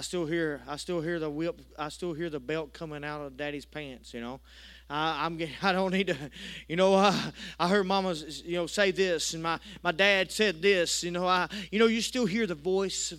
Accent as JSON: {"language": "English", "country": "United States", "accent": "country", "said": "I was a little country boy, didn't go out to eat much, but I tell you what, I let my country accent come out"}